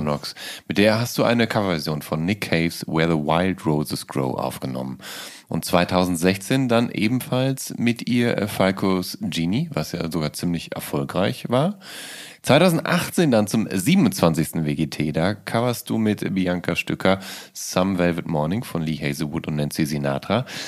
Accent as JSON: {"language": "German", "area": "Ruhr area", "region": "North Rhine-Westphalia", "country": "Germany", "tie": "born or raised there", "said": "als Jugendlicher im Ruhrgebiet"}